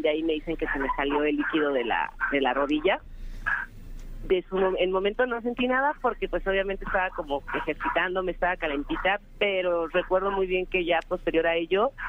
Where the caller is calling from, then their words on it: Gustavo A. Madero, Mexico City, Mexico; Eh, de aquí de Gustavo Madero.